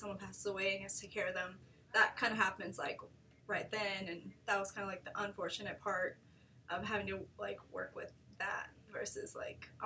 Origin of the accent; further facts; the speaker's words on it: Concordia, Kansas, United States; moved away as an adult; also born or lived in New York State; now in Wichita, United States; I actually came to Wichita in 2011 when I went to WCU, because I'm from Concordia, which is about 2 hours north